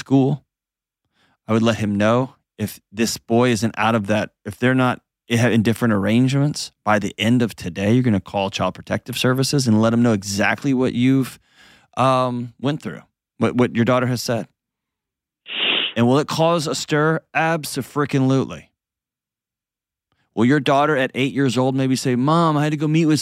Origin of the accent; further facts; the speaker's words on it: Houston, Texas, United States; now in Nashville, United States; I grew up in Houston where there were hurricanes all the time